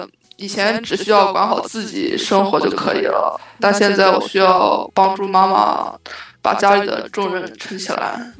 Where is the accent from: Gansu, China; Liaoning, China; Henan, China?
Gansu, China; Lanzhou; moved away as an adult; also born or lived in Fujian; 一早就来兰州了，就是从小在兰州长大。